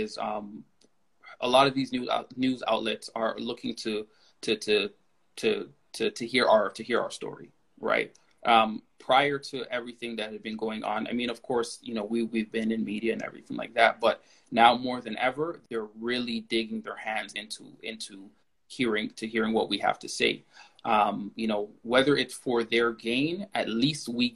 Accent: Toronto, Ontario, Canada; I grew up in Galloway, you know, Galloway and Kingston in Scarborough

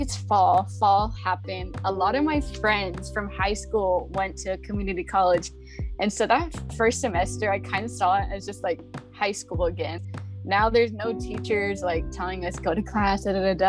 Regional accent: Stockton, California, United States; also born or lived in Monterey, California; I'm from Stockton, California. It's always super sunny, hot. Yeah, I don't enjoy it anymore. I'm like, I've been born and raised. I lived in one place my whole life

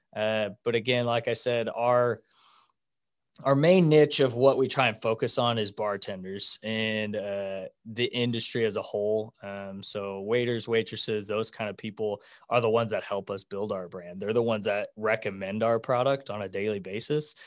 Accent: Wichita, Kansas, United States; also born or lived in Denver; I'm from Wichita. Uh, I went to independent school my whole life, graduated in two thousand ten.

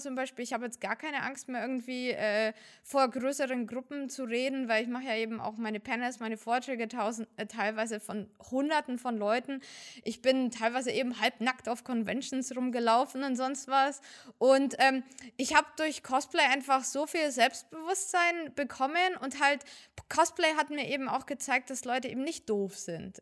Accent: Fürth, Bavaria, Germany; also born or lived in Uzbekistan; ich komme aus Fürth

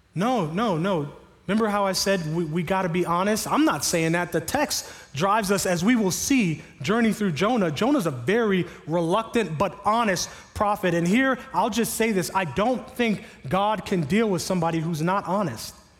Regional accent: Miami, Florida, United States; now in Sarasota, United States; I grew up in Miami

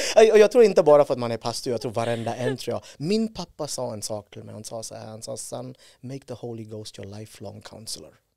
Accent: India; Swedish is a second language; moved away as an adult; now in Sweden; född och uppvuxen i Indien

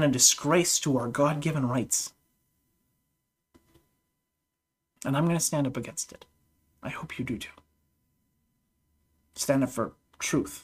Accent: Canada; I'm a Canadian

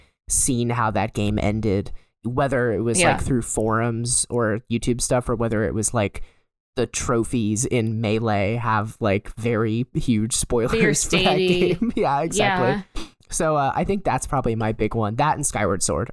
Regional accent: United States; I'm an American

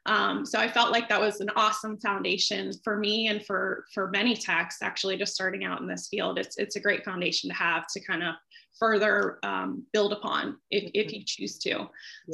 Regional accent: Pittsburgh, Pennsylvania, United States; now in Jacksonville, United States; I'm originally from Pittsburgh, Pennsylvania. I started my career, I currently reside in Jacksonville, Florida.

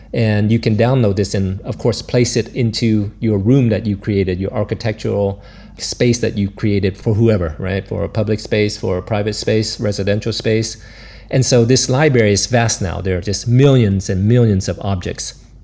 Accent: Florida, United States; moved away as an adult; also born or lived in Vietnam / New York; now in Brussels, Belgium; I grew up in Florida, and so I used to see the space shuttle come and go

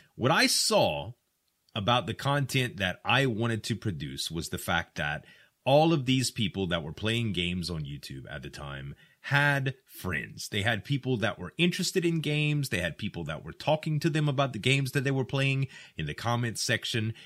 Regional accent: the South, United States; I'm from the South, and we use a lot of slang here

